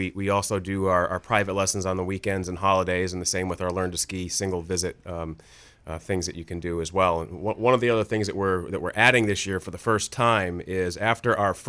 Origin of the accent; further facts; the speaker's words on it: Maine, United States; I'm from Maine. Well, where in Maine? Lost Valley. I learned to ski there.